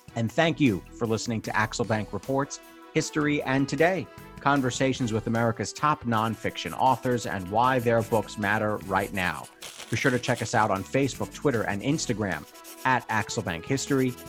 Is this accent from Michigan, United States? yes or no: no; New York, United States; as a kid growing up in New York